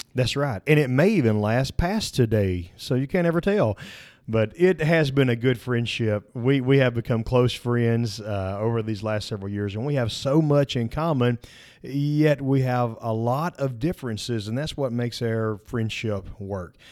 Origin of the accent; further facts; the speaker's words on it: Kossuth, Mississippi, United States; moved away as an adult; also born or lived in Corinth, Mississippi; My wife and I are both 1998 graduates of Kossuth High School